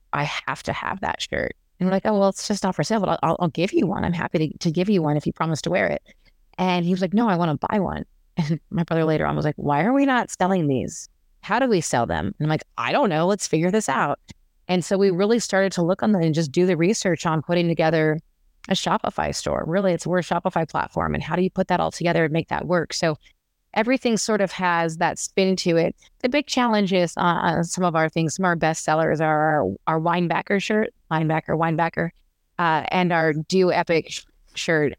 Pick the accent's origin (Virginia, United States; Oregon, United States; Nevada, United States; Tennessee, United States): Nevada, United States; Las Vegas; also born or lived in Arizona; I am a native Las Vegas, a person from Las Vegas